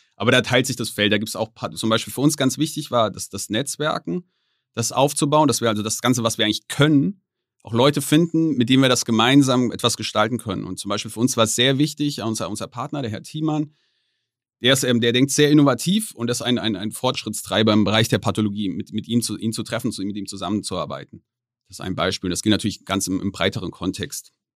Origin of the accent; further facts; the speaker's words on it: Germany; ich als Deutscher